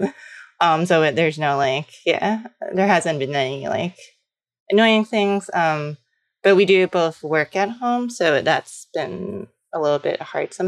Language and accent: English; New York City, New York, United States; moved away as an adult; also born or lived in Los Angeles; I'm from New York City, but, I lived in LA after college